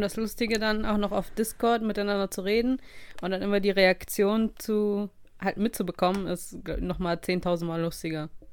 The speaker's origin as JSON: {"language": "German", "country": "Russia", "moved": "yes", "said": "eine lange Reise aus meiner Heimat hatte"}